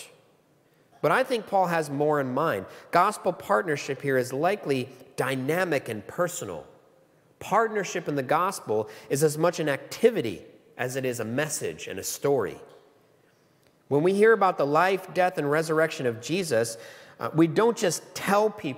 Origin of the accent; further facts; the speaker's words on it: United States; moved away as an adult; now in Australia; I'm an American. Not from these parts